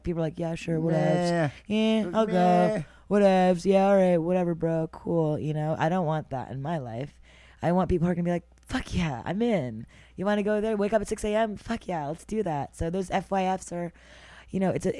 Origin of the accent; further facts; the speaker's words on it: Montreal, Quebec, Canada; now in New York City, United States; I was born and raised in Montreal, Canada